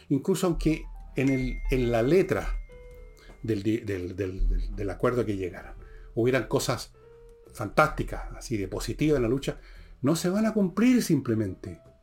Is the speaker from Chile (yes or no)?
yes; Chile; como chileno